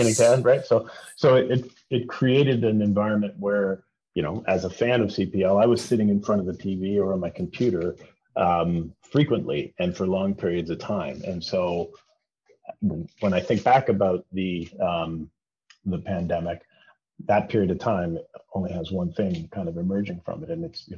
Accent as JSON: {"language": "English", "town": "Toronto", "region": "Ontario", "country": "Canada", "tie": "born or raised there", "said": "I'm born and raised in Toronto. I've lived here almost my whole life"}